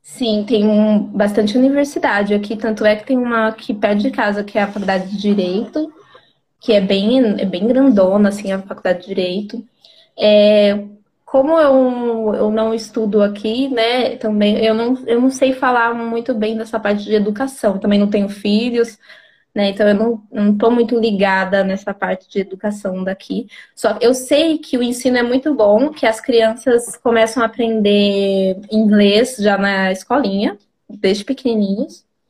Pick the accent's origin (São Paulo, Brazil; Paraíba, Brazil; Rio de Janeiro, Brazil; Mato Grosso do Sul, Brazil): São Paulo, Brazil; moved away as an adult; now in Czech Republic; eu sou de São Paulo